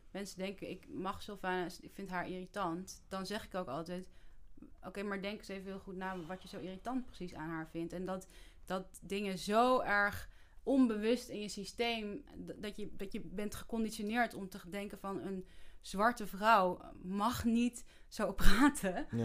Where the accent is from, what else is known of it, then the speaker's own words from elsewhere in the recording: Netherlands; wij als Nederlanders onze geschiedenis helemaal niet kennen